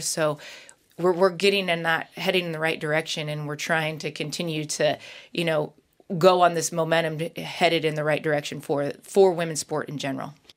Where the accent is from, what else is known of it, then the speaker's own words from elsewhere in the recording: Nebraska, United States; I grew up in Nebraska